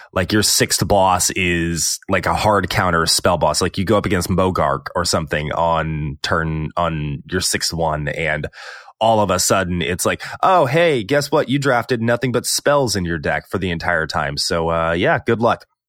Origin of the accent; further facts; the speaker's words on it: Texas, United States; I'm from Texas